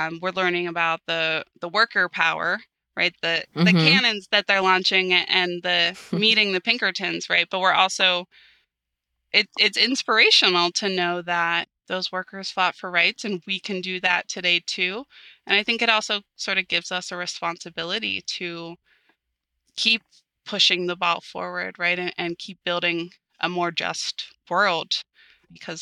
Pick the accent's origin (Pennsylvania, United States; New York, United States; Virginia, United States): Pennsylvania, United States; Pittsburgh; growing up in the Pittsburgh region